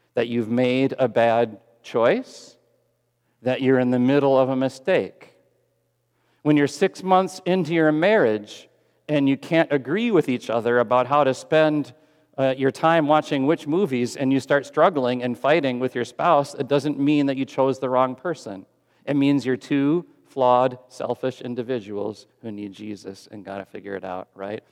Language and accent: English; Texas, United States; I'm a Texan